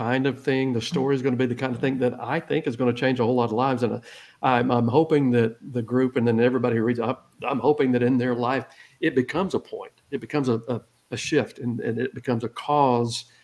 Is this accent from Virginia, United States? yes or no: no; Georgia, United States; moved away as an adult; now in Texas, United States; I'm an old Georgia redneck. I live in Texas half for 33 years now, but I'm originally from Georgia, and I'm proudly a redneck.